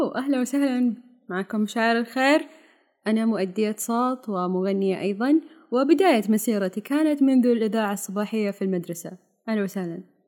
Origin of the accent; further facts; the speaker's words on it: Saudi Arabia; عندنا في السعوديه